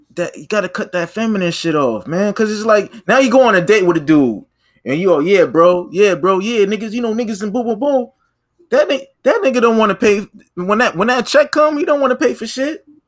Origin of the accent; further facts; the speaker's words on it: Boston, Massachusetts, United States; first language English; I'm from Boston. I'm from the Bean